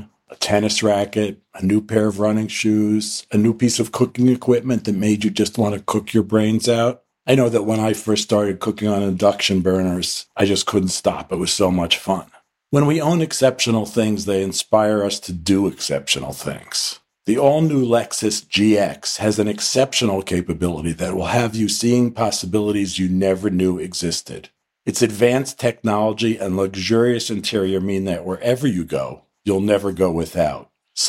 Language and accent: English; New York, United States; And in New York, at least, which is my hometown